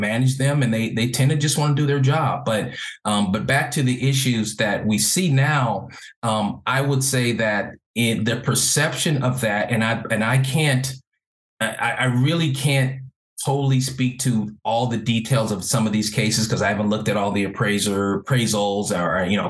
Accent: Los Angeles, California, United States; also born or lived in Carson, California / Orange County, California; growing up in Los Angeles, most of my life, my formative years, I was mostly around Black people

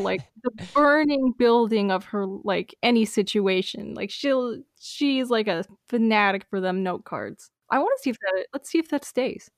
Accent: United States; as an American

